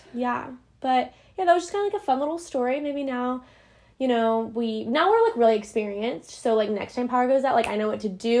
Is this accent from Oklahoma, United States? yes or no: yes; Oklahoma City, Oklahoma, United States; I'm from Oklahoma City